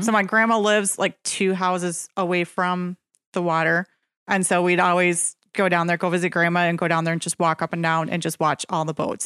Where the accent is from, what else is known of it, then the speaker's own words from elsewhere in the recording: Nekoosa, Wisconsin, United States; I'm originally from Nakusa